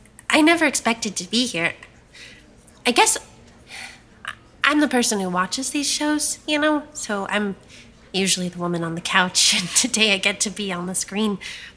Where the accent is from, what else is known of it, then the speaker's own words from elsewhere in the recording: South Carolina, United States; I'm 32 years old and I'm from South Carolina.